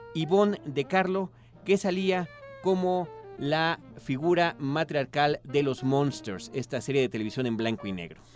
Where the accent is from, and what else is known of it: Mexico